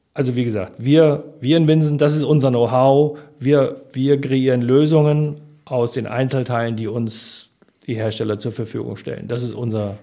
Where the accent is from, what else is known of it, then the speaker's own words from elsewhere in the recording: Harburg district, Lower Saxony, Germany; moved away as an adult; also born or lived in Munich; now in Hamburg, Germany; Landkreis Harburg, da komme ich her